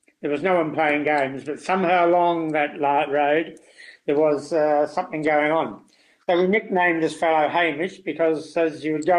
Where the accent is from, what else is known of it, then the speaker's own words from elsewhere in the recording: New Zealand; born there; I came from a strong food background. I was born in New Zealand, in a country town.